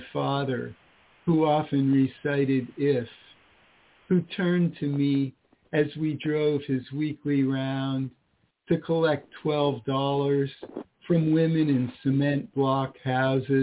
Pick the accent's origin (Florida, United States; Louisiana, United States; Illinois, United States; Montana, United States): Florida, United States; also born or lived in Washington, D.C. area; now in Pittsburgh, United States; I'm originally from Florida, but I live now